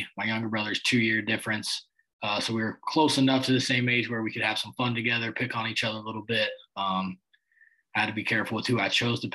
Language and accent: English; Claremore, Oklahoma, United States; moved away as an adult; We're from Claremore, Oklahoma. It's about 25 minutes northeast of Tulsa